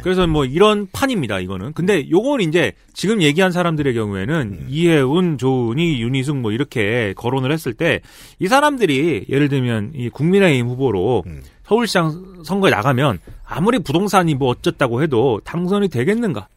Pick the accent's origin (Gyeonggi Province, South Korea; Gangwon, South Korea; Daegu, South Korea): Gyeonggi Province, South Korea; Suwon; 내가 사는 내 고향 수원에 네, 내 고향 수원에 제가 살던 금성 아파트.